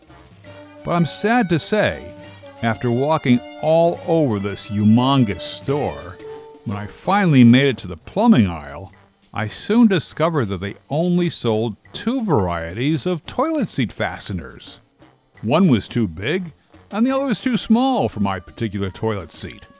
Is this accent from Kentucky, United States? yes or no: no; New Jersey, United States; born or raised there